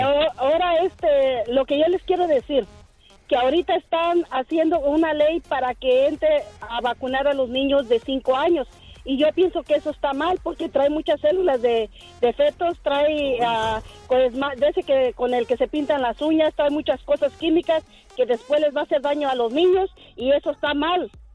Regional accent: Tierra Caliente, Michoacán, Mexico; Yo soy de, de Tierra Caliente.

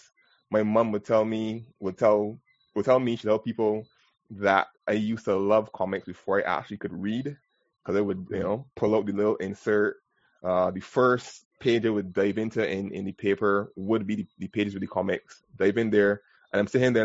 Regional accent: Barbados; I am born and bred from Barbados. I've never really lived anywhere else

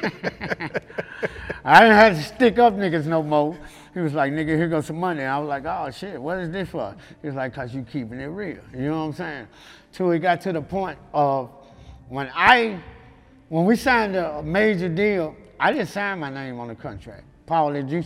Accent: Memphis, Tennessee, United States; I was from South Memphis, but I was staying in North Memphis

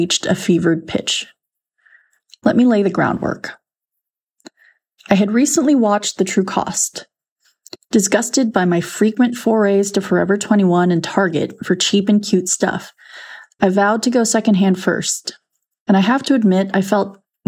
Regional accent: Texas, United States; I'm from Texas

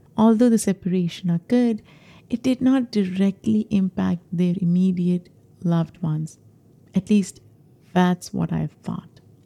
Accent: Pakistan; moved away as an adult; now in New York, United States; I grew up in Pakistan

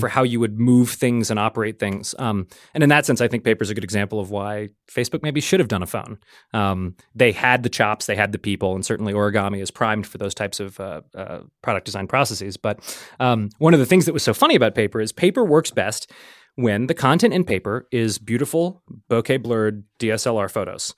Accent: New Orleans, Louisiana, United States; moved away as an adult; also born or lived in New York; I'm from New Orleans originally

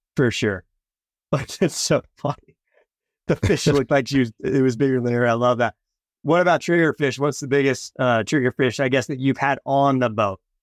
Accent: West Coast, United States; I'm from the West Coast

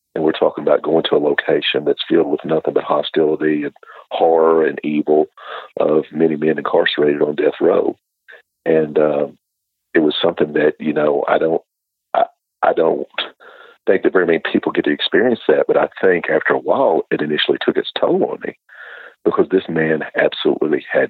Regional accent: Bootheel of Missouri, United States; moved away as an adult; now in Alabama, United States; as a child growing up in the Boot Hill of Missouri

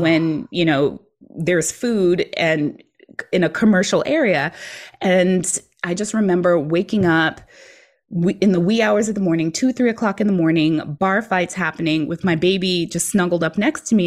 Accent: New York City, New York, United States; moved away as an adult; also born or lived in Virginia; I grew up in New York City, so I was used to just taking the train everywhere

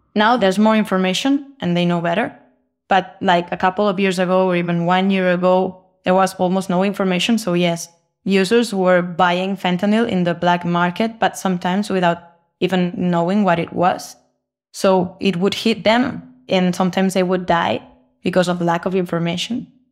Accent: Barcelona, Catalonia, Spain; now in Tijuana, Mexico; I'm from Barcelona, Spain, but I'm currently based in Tijuana, Mexico

